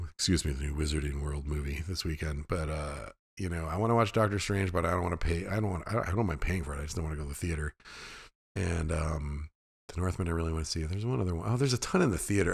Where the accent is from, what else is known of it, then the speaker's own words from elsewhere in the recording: Fairbanks, Alaska, United States; I grew up in the hills outside of Fairbanks, Alaska.